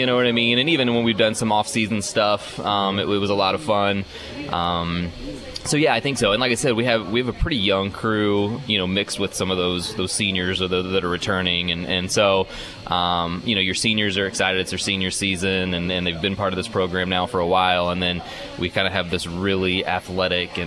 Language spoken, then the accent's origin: English; Indiana, United States; moved away as an adult; now in Michigan, United States; when I was growing up in Indiana